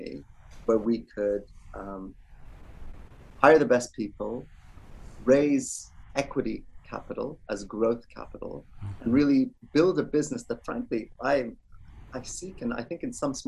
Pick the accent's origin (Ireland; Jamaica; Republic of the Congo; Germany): Ireland; moved away as an adult; also born or lived in Kerala, India; now in London, United Kingdom; I'm originally Indian. I actually grew up in Ireland, moved over to the UK to London about 20 years ago